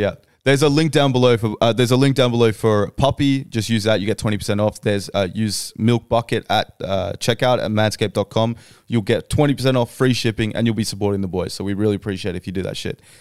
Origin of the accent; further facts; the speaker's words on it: Australia; We're all from Australia